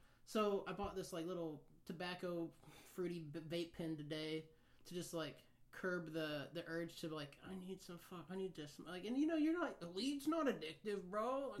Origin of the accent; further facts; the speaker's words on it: Kansas, United States; moved away as an adult; now in San Diego, United States; growing up in Kansas